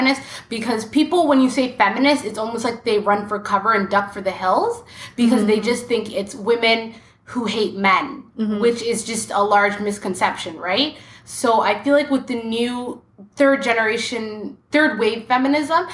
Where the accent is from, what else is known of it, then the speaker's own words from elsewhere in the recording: Ottawa, Ontario, Canada; I'm from Ottawa, and I am an analyst